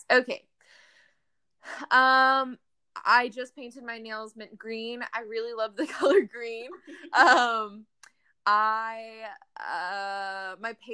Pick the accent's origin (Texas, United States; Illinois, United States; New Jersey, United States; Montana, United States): Texas, United States; San Antonio; also born or lived in Arizona; so I'm from San Antonio. Um, I was born in San Antonio, moved to Arizona because I was military brat, and then um, moved back to San Antonio after living in Arizona for four years and lived in San Antonio for another eight years.